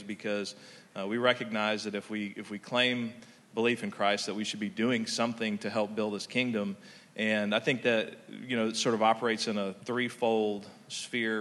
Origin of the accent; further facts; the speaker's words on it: Texas, United States; I'm from Texas